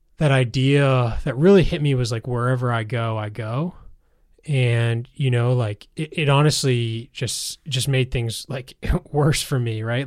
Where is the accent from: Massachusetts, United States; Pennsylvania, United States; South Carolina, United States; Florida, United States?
Massachusetts, United States; outside of Boston; I grew up outside of Boston